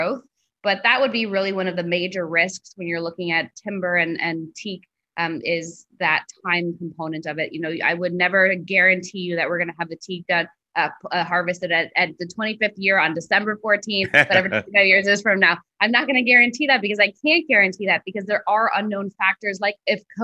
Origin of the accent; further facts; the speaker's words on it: New York, United States; moved away as an adult; also born or lived in Nicaragua; now in Belize; I grew up in New York